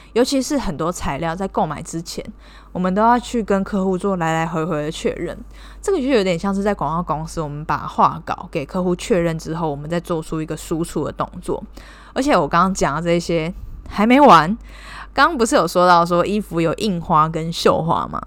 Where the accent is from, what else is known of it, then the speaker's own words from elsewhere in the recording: Taiwan; moved away as an adult; now in Cambodia; 我是台湾人，目前是在柬埔寨工作